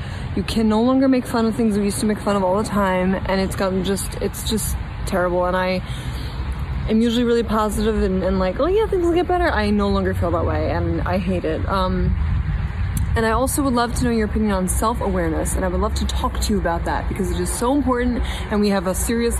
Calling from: West Huntington Beach, New York, United States; I'm 31 from West Huntington Beach, New York.

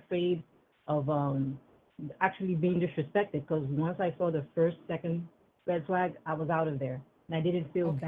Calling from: New York, United States; I'm Hi. Calling from New York.

